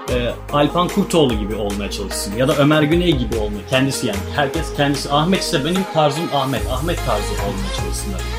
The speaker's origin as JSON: {"language": "Turkish", "region": "Sakarya", "country": "Turkey", "tie": "born or raised there", "said": "94 doğumluyum. Sakarya doğumluyum."}